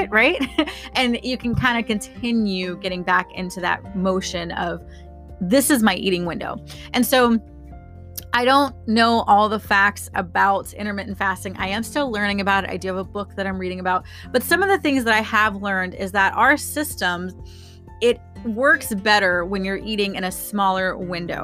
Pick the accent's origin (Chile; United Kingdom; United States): United States; Florida; I'm from Florida